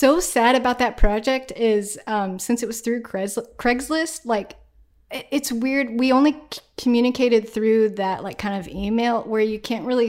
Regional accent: Peru, Indiana, United States; We're known for our Peru amateur circus.

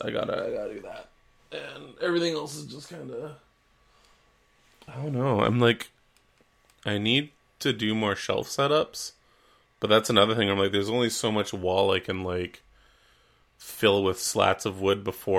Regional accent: Canada; But we are Canadian.

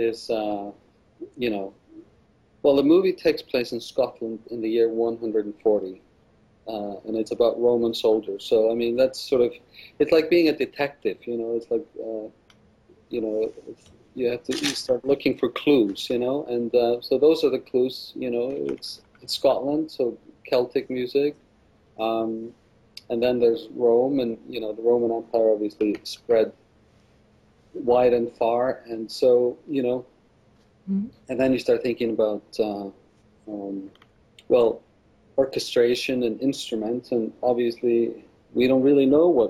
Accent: Iceland; I am from Iceland

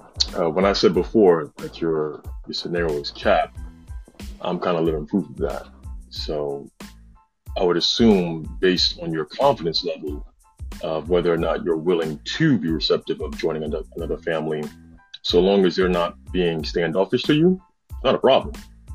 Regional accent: New York, United States; moved away; I'm from New York, but I've lived quite literally all over the world.

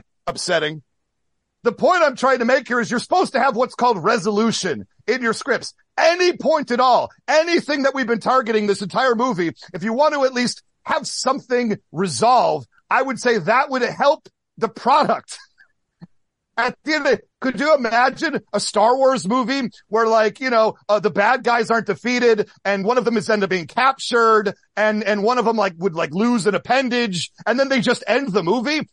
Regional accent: Midwest, United States; growing up in the Midwest

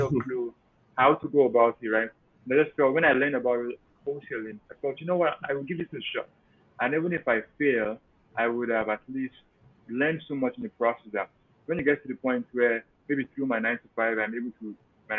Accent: Nigeria; moved away as an adult; also born or lived in Cleveland, Ohio, United States; now in Pennsylvania, United States; primarily I'm from Nigeria, came to the US 2014

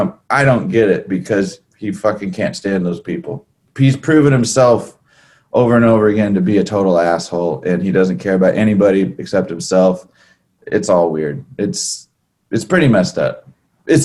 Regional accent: California, United States; growing up in California

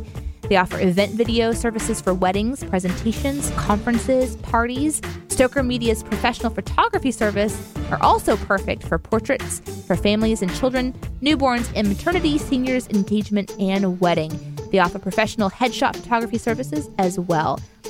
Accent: Midwest, United States; born there; I was born in the Midwest.

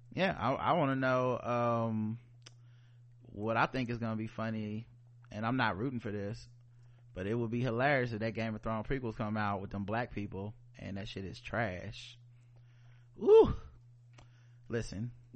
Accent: the South, United States; We are black people from the South.

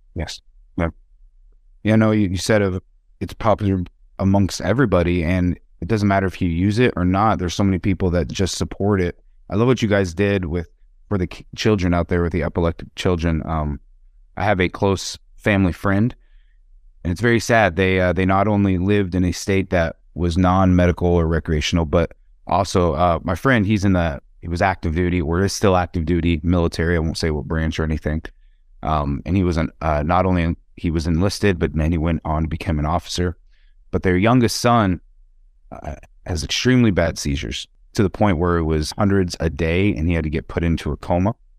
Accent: Wyoming, United States; now in Las Vegas, United States; My home state that I come from, I now live in the great state of Nevada in Las Vegas, business enterprise in cannabis, but I come from Wyoming

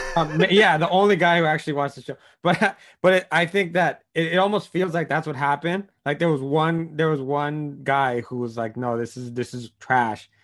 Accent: United States; as an American

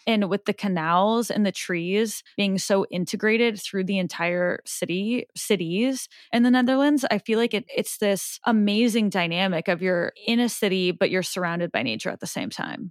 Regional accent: Omaha, Nebraska, United States; I'm from Omaha

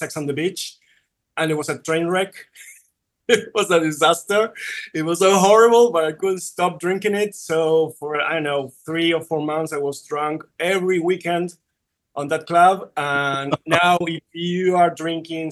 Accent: Buenos Aires, Argentina; I'm from Buenos Aires, Argentina.

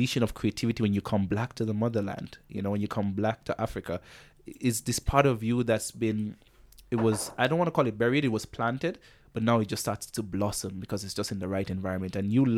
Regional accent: Antigua & Barbuda; now in Kenya; And when I moved from Antigua and Barbuda to Kenya, it was just at the scale.

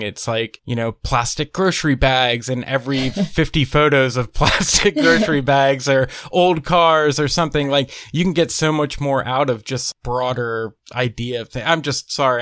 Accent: Pennsylvania, United States; moved away as an adult; now in Nashville, United States; I'm originally from Pennsylvania, but I've been living in Nashville for the last, wow, it'll be eight years this year

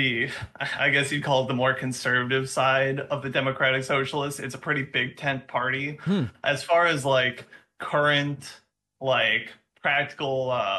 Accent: Minnesota, United States; And I'm also originally from Minnesota

